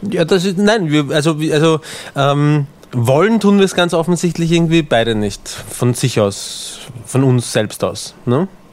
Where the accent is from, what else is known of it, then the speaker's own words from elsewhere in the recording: Austria; accent: Austrian; ich habe den österreichischen Akzent